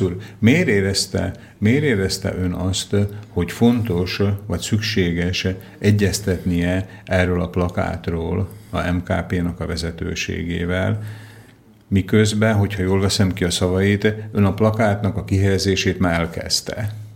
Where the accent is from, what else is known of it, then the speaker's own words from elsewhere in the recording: Slovakia; szlovákia magyar vagyok én is